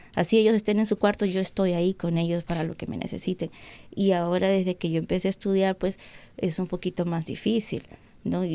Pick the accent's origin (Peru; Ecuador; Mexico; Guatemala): Peru; now in United States; Yo nunca cociné en Perú